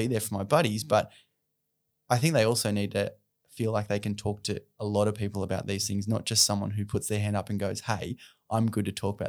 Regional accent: Australia; Especially as Australian men, we're taught to be rough, tough, and, you know, we're good, we've got this.

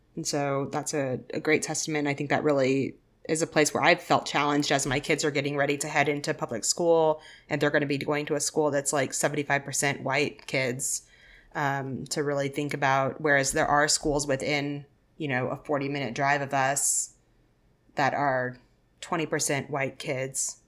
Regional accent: Arkansas, United States; I grew up in Arkansas

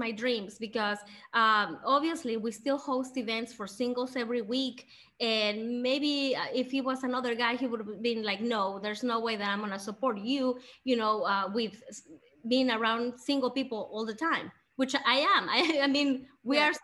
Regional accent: Mexico; now in Greenville, United States; I was born in Mexico. All my family is in Mexico

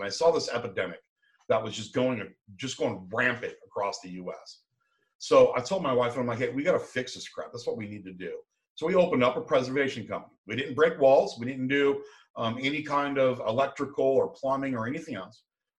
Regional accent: San Diego, California, United States; I come from San Diego. We got a big retirement area up there too.

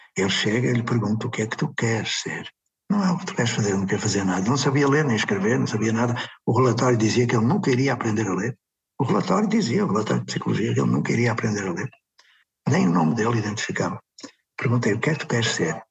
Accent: Porto, Norte, Portugal; quando era pequenino, nasci no Puerto

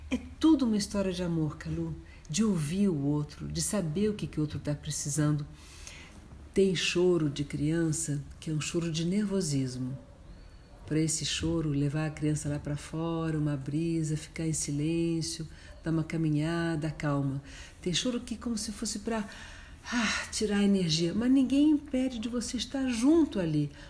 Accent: New York, United States; born there; Quando eu nasci em Nova York, o Dr. Spock era o grande responsável por esse tipo de atitude.

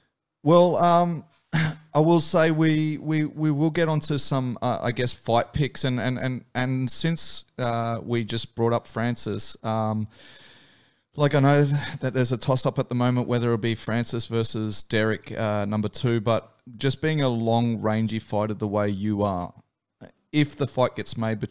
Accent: Australia; growing up in Australia, I will say, like, the shoey, we all know about it.

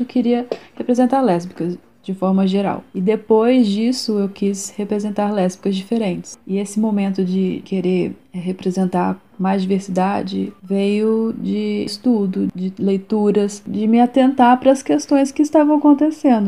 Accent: Juiz de Fora, Minas Gerais, Brazil; eu sou de Juiz de Fora, Minas Gerais.

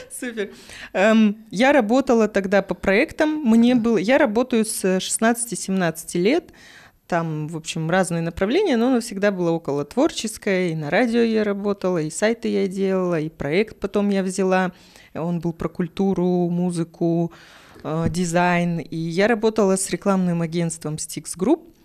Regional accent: Kazakhstan; я родилась в Казахстане с такой внешностью

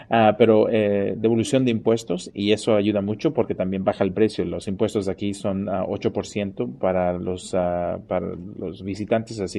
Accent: Chile; also born or lived in Venezuela; now in Houston, United States; yo, por ejemplo, soy de Chile, ah, viví en Venezuela por un tiempo

